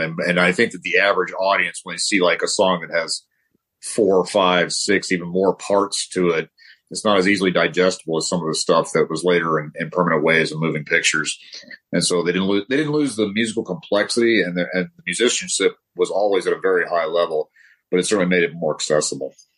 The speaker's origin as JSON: {"language": "English", "town": "Denver", "region": "Colorado", "country": "United States", "tie": "born or raised there", "also_born_or_lived": "Southern California", "moved": "yes", "lives_now": "California, United States", "said": "I grew up in Denver"}